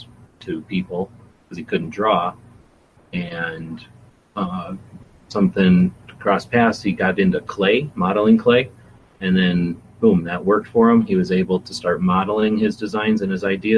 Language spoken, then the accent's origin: English; United States; I'm American